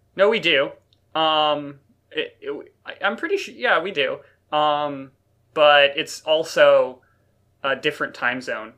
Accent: North Carolina, United States; now in Nova Scotia, Canada; I'm from North Carolina

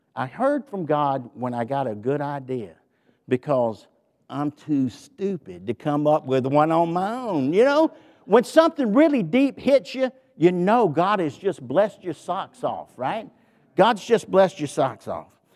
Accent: the South, Southern United States, United States; accent: southern; my southern accent

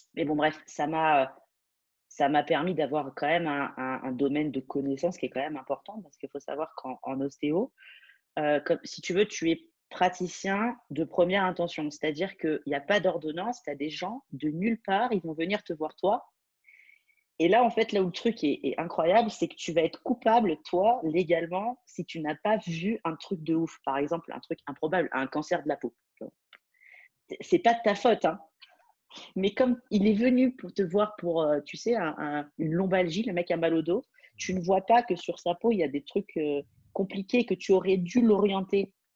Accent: France; moved away as an adult; now in Dubai, United Arab Emirates; je, je, suis française

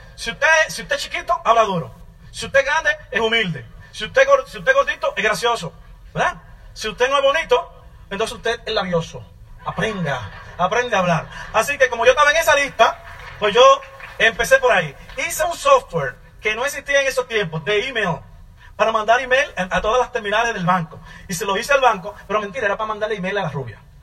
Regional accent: Santo Domingo, Distrito Nacional, Dominican Republic; moved away; also born or lived in New York, United States / Virginia, United States; yo nací y me crié en Santo Domingo, en la ciudad, en el suburbio, en un barrio.

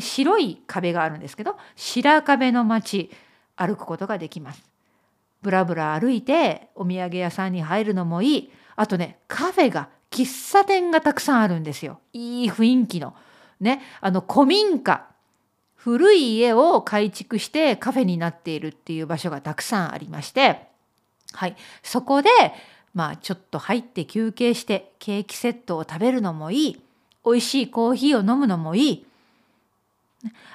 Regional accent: Kurashiki, Okayama, Japan; 私のふるさとは岡山県倉敷市だよ。

